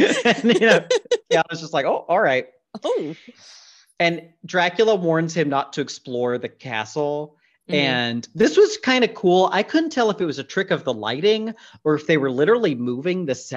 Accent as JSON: {"language": "English", "region": "the South", "country": "United States", "tie": "born or raised there", "said": "I grew up in the South"}